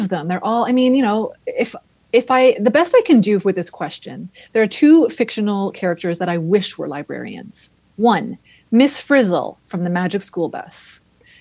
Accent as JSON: {"language": "English", "town": "Grimsby", "region": "Ontario", "country": "Canada", "tie": "born or raised there", "lives_now": "Toronto, Canada", "said": "My first memory of a library was my hometown, which was Grimsby, Ontario"}